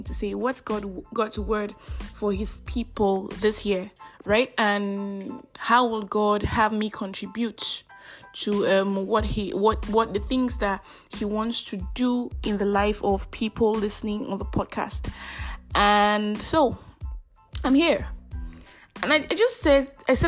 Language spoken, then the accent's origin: English; Nigeria; I am that Nigerian Christian alcoholic